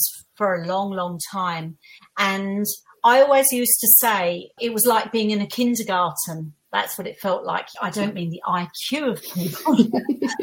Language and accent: English; Essex, East of England, United Kingdom; I'm from Essex. I used to get all the Essex girl jokes